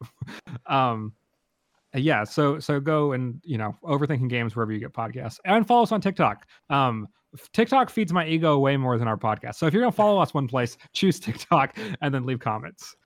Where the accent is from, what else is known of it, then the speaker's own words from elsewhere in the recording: United States; as an American